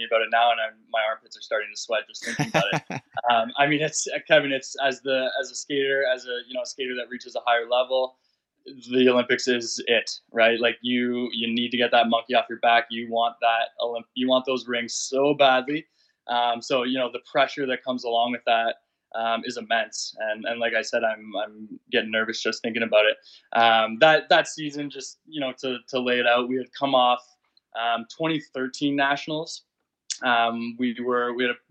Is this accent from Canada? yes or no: yes; Barrie, Ontario, Canada; moved away; also born or lived in Detroit; we grew up in Barrie.